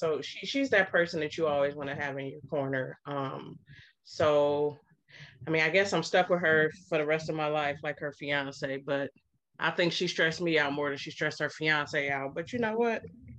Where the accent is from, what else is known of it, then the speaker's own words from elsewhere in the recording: Cleveland, Ohio, United States; I am also from Cleveland, Ohio. I'm from the land.